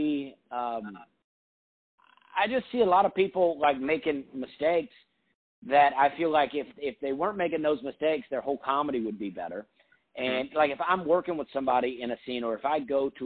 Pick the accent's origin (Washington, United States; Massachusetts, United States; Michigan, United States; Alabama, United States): Alabama, United States; I grew up in Alabama